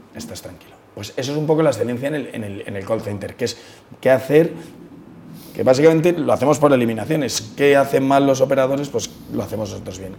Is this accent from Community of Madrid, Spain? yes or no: yes; Madrid, Community of Madrid, Spain; todo el mundo se piensa que somos de fuera, pero somos madrileños